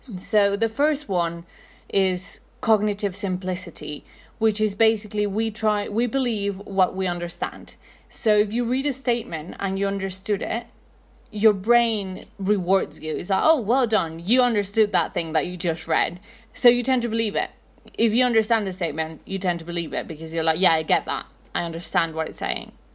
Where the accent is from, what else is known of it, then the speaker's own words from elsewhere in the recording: Mexico City, Mexico; I'm from Mexico City